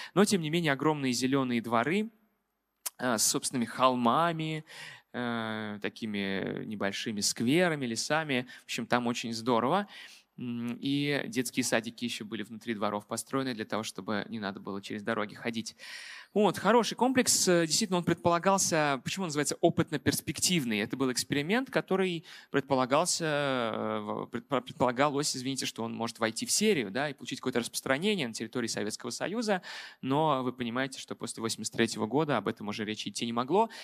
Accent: Moscow, Russia; как москвич

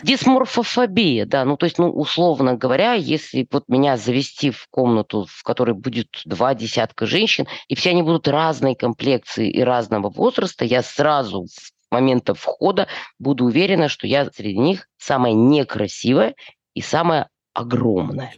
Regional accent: Chisinau, Moldova; born or raised there; moved away as an adult; also born or lived in Yefremov, Tula Oblast, Russia / Moscow, Russia

